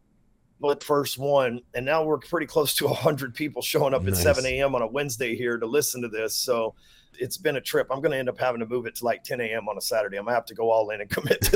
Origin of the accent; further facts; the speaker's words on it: Texas, United States; I'm from Texas.